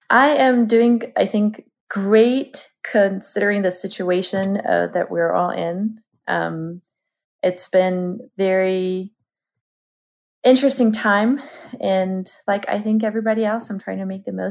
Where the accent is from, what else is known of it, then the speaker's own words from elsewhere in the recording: Georgia; moved away as an adult; now in United States; originally from country of Georgia.